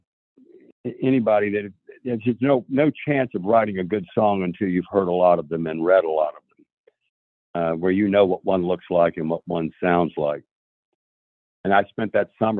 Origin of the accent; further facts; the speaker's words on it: Tybee Island, Georgia, United States; moved away as an adult; also born or lived in Columbia, South Carolina; now in Nashville, United States; we moved from Columbia, South Carolina, back to Tybee Island, Georgia, and those were my formative years. I was beginning 11th grade